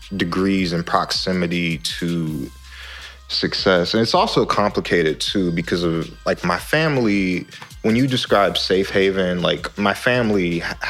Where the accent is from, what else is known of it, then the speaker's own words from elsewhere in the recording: Baltimore, Maryland, United States; now in St. Louis, United States; I grew up in Baltimore before I moved to St. Louis